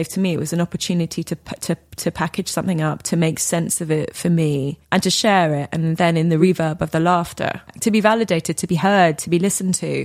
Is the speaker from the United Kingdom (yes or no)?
yes; Weybridge, South East England, United Kingdom; I grew up in Weybridge in Surrey